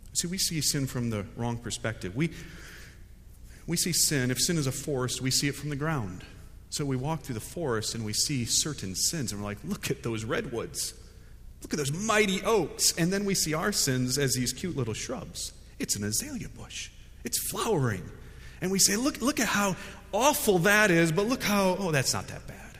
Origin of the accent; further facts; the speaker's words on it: United States; also born or lived in Fuquay-Varina, North Carolina; I'm an American